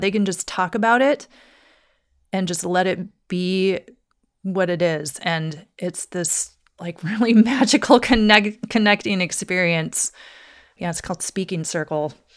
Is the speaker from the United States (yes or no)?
yes; Douglas, Wyoming, United States; moved away as an adult; also born or lived in Salem, Oregon / Seattle, Washington / Crystal Mountain, Washington; now in Portland, United States; I grew up in Douglas, Wyoming, very small town.